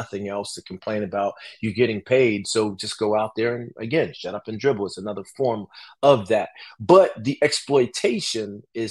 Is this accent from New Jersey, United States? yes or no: yes; Newark, New Jersey, United States; I'm from Newark, New Jersey, and I grew up in this, you know, big family.